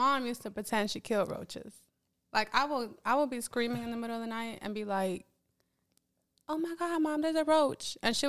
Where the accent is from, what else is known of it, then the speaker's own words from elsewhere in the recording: Smyrna, Georgia, United States; I come from apartments. I come from Smyrna. I come from just fucking dirt.